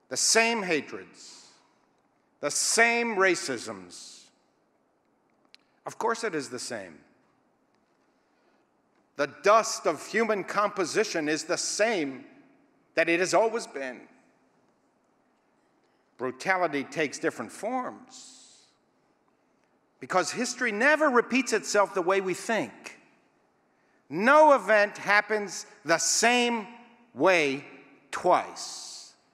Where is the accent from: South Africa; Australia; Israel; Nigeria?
Israel; It was and still is the central message that I was taught as a youth growing up in Israel.